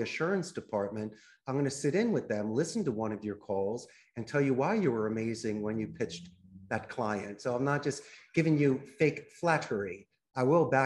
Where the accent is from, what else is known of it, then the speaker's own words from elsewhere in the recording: Philadelphia, Pennsylvania, United States; moved away as an adult; also born or lived in Arizona; now in Costa Rica; I grew up in Northeast Philadelphia, and I graduated the proud Abington High School back in 1991